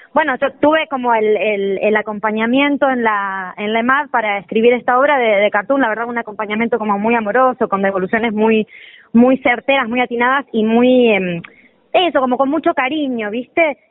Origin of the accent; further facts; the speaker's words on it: Sarandí, Buenos Aires Province, Argentina; yo soy de yo soy de Avellaneda de mm. Sarandí nací ahí